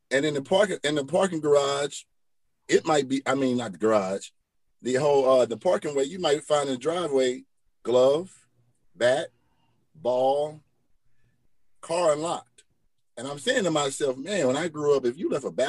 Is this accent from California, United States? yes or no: no; Rusk, Texas, United States; You know, I'm from Little Rusk, Texas. I can't be going back, going back to Rusk.